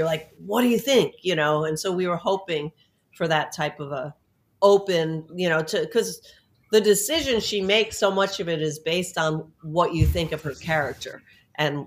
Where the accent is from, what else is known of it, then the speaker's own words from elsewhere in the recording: New York City, New York, United States; now in Florida, United States; I grew up in New York City